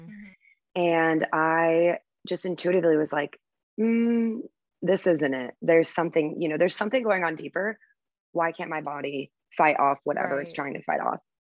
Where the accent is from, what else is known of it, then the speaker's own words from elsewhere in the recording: United States; moved away as an adult; also born or lived in Virgin Islands / Cayman Islands; as an American